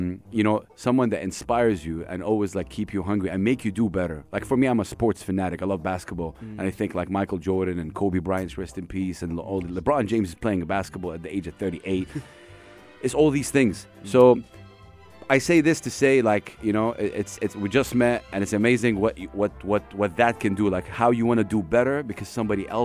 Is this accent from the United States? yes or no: no; Saudi Arabia; I'm from Saudi.